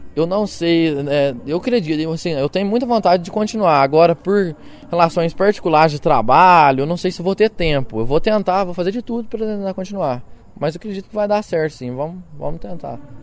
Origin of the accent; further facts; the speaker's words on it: Machado, Minas Gerais, Brazil; Eu sou de Machado, no sul de Minas Gerais